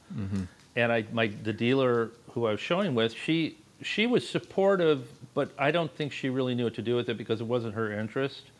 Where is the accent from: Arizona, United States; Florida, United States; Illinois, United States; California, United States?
California, United States; Los Angeles; moved away; I grew up in Los Angeles.